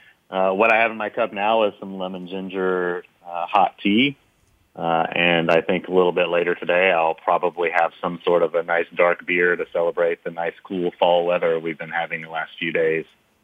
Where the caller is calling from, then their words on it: Dublin, California, United States; I am calling today from Dublin, California, which is just outside San Francisco in the Bay Area. Calling from home.